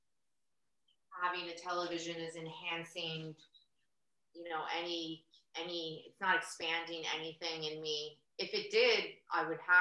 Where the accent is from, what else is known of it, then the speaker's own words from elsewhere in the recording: New York City, New York, United States; I grew up in New York, in Queens specifically